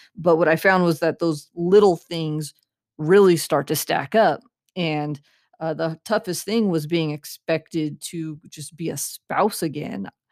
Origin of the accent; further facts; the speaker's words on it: Central California, United States; I grew up in Central California